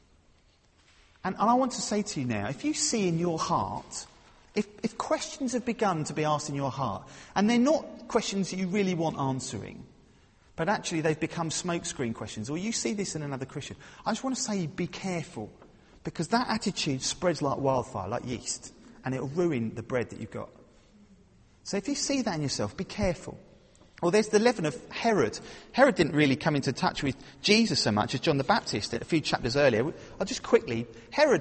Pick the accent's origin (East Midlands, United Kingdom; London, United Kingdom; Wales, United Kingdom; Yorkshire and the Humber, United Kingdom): London, United Kingdom; I'm from London